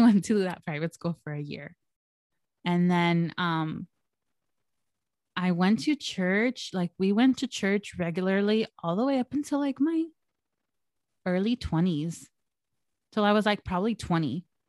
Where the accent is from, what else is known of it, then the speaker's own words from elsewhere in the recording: El Monte, California, United States; I was born and raised in El Monte, California